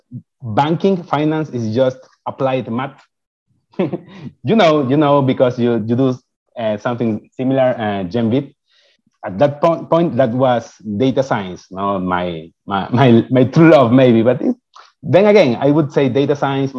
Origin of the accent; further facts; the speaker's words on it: Ecuador; first language Spanish; English is a second language; moved away as an adult; I got admitted an undergrad computer engineering program in my home country. I'm from Ecuador